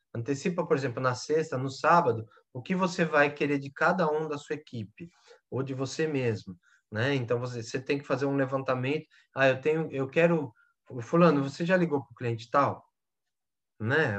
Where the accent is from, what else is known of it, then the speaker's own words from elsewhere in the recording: Brazil; Nós brasileiros, né? Que eu também sou brasileiro